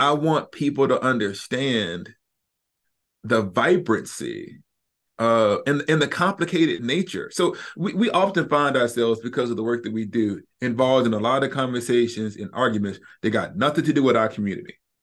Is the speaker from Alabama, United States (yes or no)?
yes; Huntsville, Alabama, United States; moved away; I'm from Huntsville, Alabama, North West Huntsville. And there wasn't an evangelical within twenty miles of where I grew up.